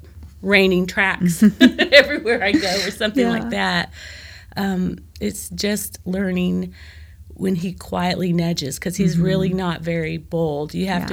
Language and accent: English; Joplin, Missouri, United States; I'm from the Midwest. I'm from Joplin, Missouri. I'm from, you know, the Corn Belt.